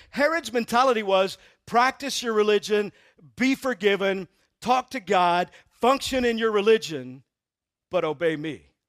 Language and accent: English; Texas, United States; I'm from Texas